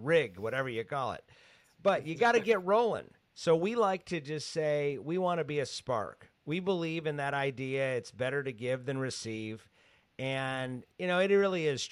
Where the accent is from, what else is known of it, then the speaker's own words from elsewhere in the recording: Grand Rapids, Michigan, United States; I grew up in Grand Rapids, Michigan